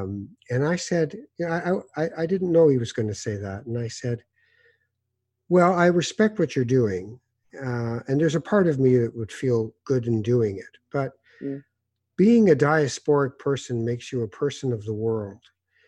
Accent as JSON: {"language": "English", "town": "Toronto", "region": "Ontario", "country": "Canada", "tie": "born or raised there", "also_born_or_lived": "Morocco / Winnipeg / Edmonton", "said": "I'm supposedly a Toronto guy because I was here since I was a little boy and most of my life. Mm-hmm. I lived in Winnipeg. I lived in Edmonton. I've seen almost every part of this country."}